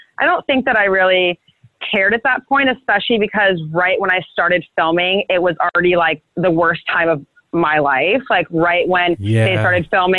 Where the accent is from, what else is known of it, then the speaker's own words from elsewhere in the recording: Brentwood, California, United States; moved away as an adult; also born or lived in Santa Barbara, California; now in Los Angeles, United States; I'm from a really small town called Brentwood. A lot of people get that mixed up with Brentwood, LA, and Brentwood, Northern California. It's a really small kind of like country town. And that's where I grew up